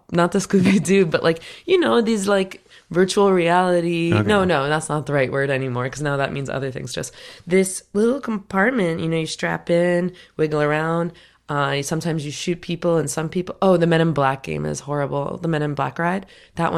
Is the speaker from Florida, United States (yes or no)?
yes; Florida, United States; moved away; I'm from Florida